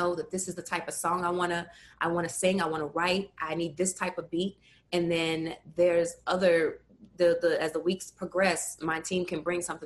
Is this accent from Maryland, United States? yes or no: yes; Baltimore, Maryland, United States; Born and raised in West Baltimore